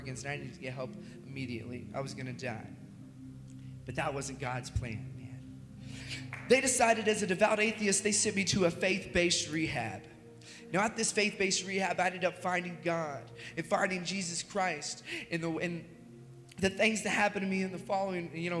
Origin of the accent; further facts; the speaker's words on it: Lexington, Kentucky, United States; I was born in Lexington, Kentucky.